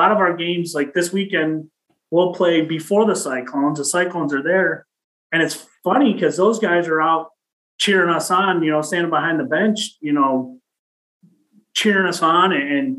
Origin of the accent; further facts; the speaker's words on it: Detroit, Michigan, United States; I grew up playing hockey in Detroit